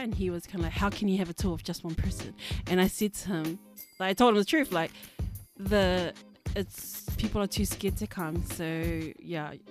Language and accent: English; New Zealand; growing up in New Zealand